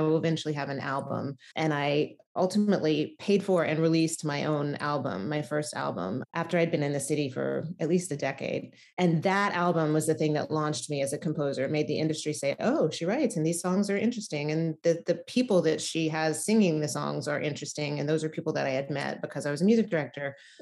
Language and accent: English; outside of Memphis, Tennessee, United States; moved away as an adult; also born or lived in Nashville, Tennessee / New York City; I grew up in Tennessee, outside of Memphis, and I went to college in Nashville